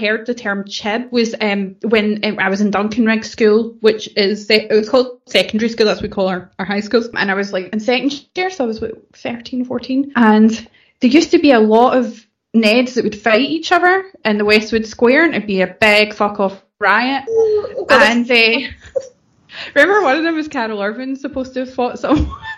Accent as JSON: {"language": "English", "town": "East Kilbride", "region": "Scotland", "country": "United Kingdom", "tie": "born or raised there", "said": "where we grew up in East Kilbride, which is sort of a suburb of Glasgow, 8 miles away"}